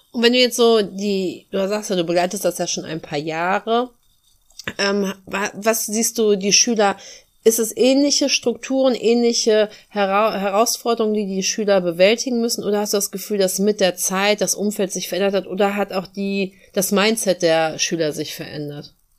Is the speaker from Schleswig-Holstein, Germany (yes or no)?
yes; Dithmarschen, Schleswig-Holstein, Germany; dass ich das hier meine Heimat nennen darf